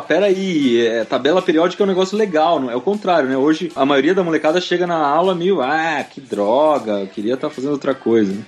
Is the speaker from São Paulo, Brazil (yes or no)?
yes; Piedade, São Paulo, Brazil; now in São Paulo, Brazil; eu e a Mari, a gente é de Piedade. Piedade fica no interior de São Paulo, fica ali uns 100 quilômetros daqui, de onde eu moro hoje, daqui de São Paulo. E eu morava no sítio